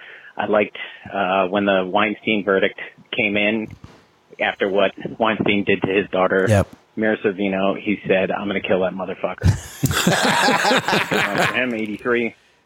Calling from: London, United Kingdom; I am calling from London.

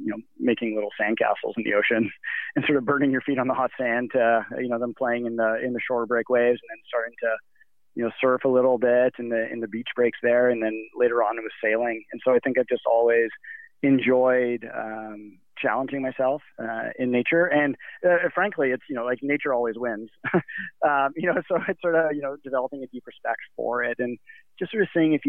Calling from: Squamish, British Columbia, Canada; also born or lived in Canmore, Alberta

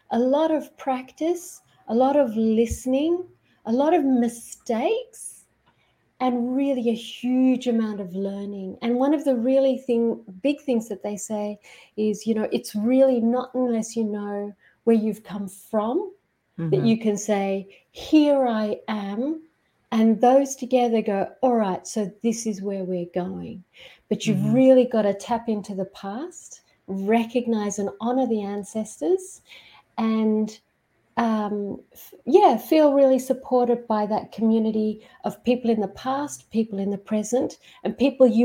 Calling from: Queensland, Australia; So I'm in Australia, outside Brisbane, um, not far from the um, Great Barrier Reef.

